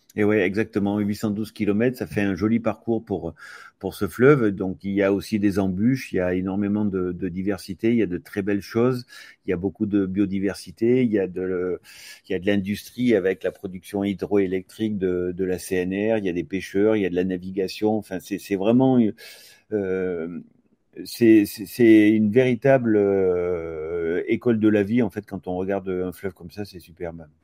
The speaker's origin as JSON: {"language": "French", "town": "Aix-en-Provence", "region": "Provence-Alpes-Côte d'Azur", "country": "France", "said": "je suis d'Aix-en-Provence"}